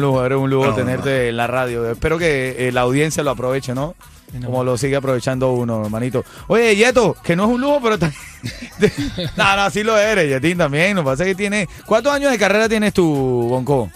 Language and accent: Spanish; Venezuela; como venezolano